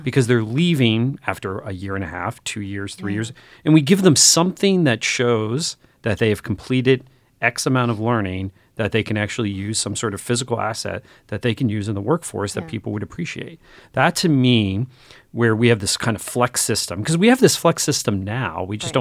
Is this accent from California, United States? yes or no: no; northeastern Pennsylvania, United States; moved away; I grew up in North northeastern Pennsylvania where there were not a lot of education choices